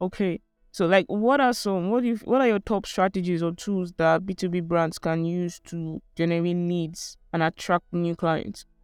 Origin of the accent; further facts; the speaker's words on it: Port Harcourt, Rivers State, Nigeria; I grew up in Port Harcourt